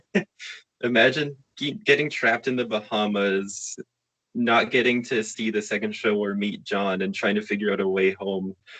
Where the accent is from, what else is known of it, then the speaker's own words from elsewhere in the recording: Calgary, Alberta, Canada; I'm from Calgary